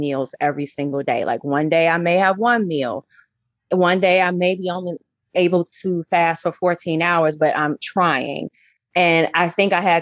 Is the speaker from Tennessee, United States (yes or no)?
no; Chicago, Illinois, United States; moved away; I'm from Chicago